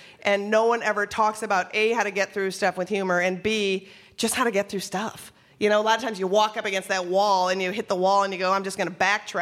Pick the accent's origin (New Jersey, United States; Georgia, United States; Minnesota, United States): Minnesota, United States; I grew up in Minnesota